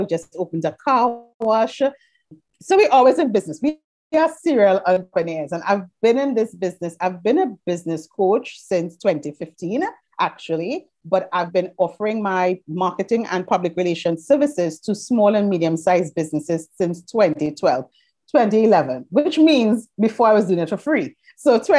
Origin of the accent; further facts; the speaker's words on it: Trinidad & Tobago; I'm from Trinidad and Tobago, which we are in the Caribbean.